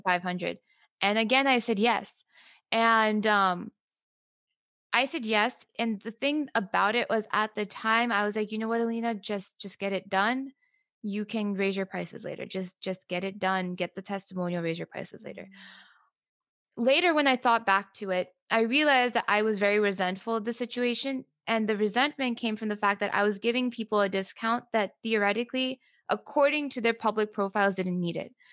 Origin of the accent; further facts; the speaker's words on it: United States; I'm Pakistani American. So when I was growing up, um, I grew up basically in an immigrant household, right? So both of my parents came here in their 30s